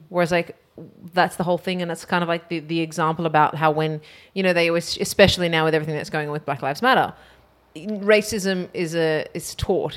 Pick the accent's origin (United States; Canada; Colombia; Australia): Australia; growing up in Australia